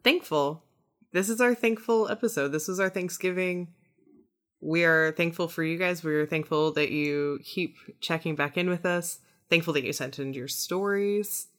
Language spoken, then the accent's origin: English; Midwest, United States; now in Corpus Christi, United States; I grew up in the Midwest